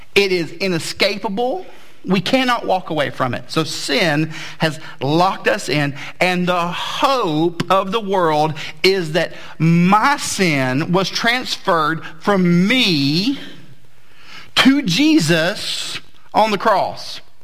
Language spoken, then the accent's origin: English; Southeast, United States; I grew up in the Southeast